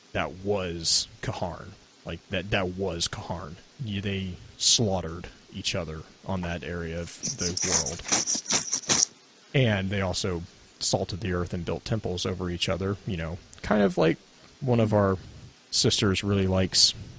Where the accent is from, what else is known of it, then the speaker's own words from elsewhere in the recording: the South, United States; I am from the South